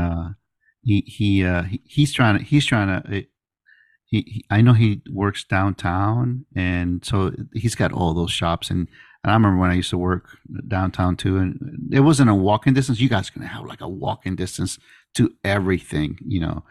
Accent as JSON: {"language": "English", "town": "Miami", "region": "Florida", "country": "United States", "moved": "as an adult", "lives_now": "Pensacola, United States", "said": "I went back to Miami, 'cause I'm from Miami"}